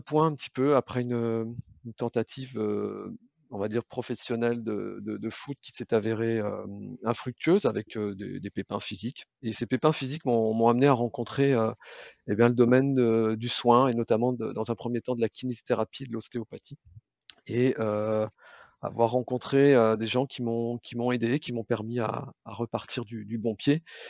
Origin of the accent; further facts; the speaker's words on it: Brittany, France; je suis moi originaire de Bretagne